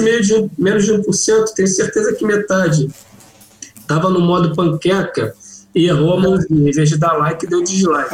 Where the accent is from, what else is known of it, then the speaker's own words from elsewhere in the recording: Rio de Janeiro, Brazil; Eu sou do Rio.